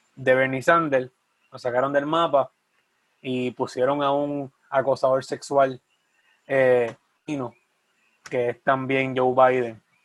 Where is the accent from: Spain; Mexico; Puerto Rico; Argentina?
Puerto Rico; Sabana Grande; mi pueblo de Sabana Grande